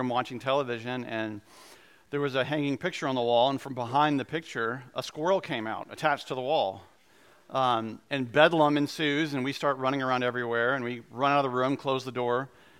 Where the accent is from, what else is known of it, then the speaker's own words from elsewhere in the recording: Goldsboro, North Carolina, United States; I grew up in Goldsboro for a couple of years, and they have these creatures in Goldsboro called flying squirrels, and in eastern North Carolina